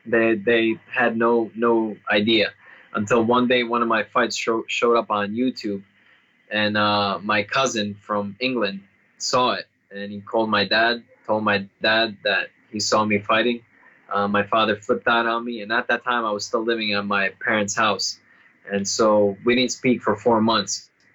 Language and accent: English; Bosnia & Herzegovina; born there; English is a second language; moved away; also born or lived in Serbia; I was born in Bosnia. I'm a Serbian born in Bosnia, and we had a civil war beginning in the 1990s. And so when the country split up, we had to flee with my family.